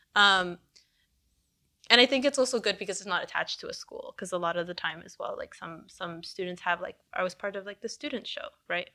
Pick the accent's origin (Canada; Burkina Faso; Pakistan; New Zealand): Canada; I was born here, but, like, she, by coming here, she gave me the opportunity to live life as a Canadian.